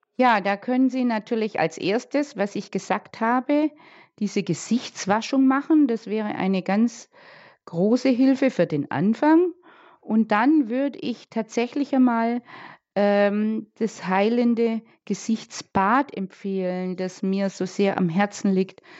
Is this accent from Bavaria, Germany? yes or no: yes; Bad Wörishofen, Bavaria, Germany; bei uns in Bad Würreshofen